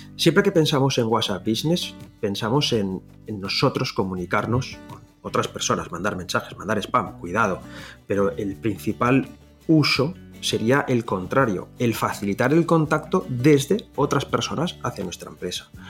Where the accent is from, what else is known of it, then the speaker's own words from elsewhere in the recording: Valencia, Valencian Community, Spain; first language Valencian; Spanish is a second language; yo soy de Valencia y mi lengua nativa es el valenciano